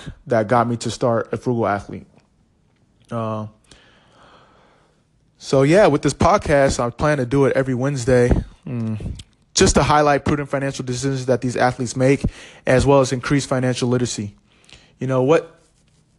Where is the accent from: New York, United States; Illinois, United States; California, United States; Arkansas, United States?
California, United States; moved away as an adult; also born or lived in Los Angeles / Philadelphia / Kansas City / Portland; I'm a first-generation Nigerian-American. I was born in California